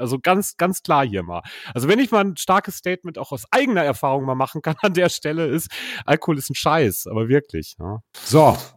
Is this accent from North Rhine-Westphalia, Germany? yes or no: yes; North Rhine-Westphalia, Germany; dass ich ihm nicht glaube, dass Limerick eine Messerstecherstadt ist, weil ich komme ja aus dem Ruhrgebiet.